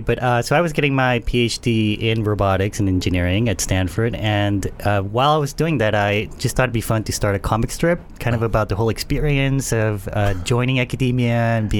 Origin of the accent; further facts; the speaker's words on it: Panama; I grew up in Panama, which is a very small country in Central America.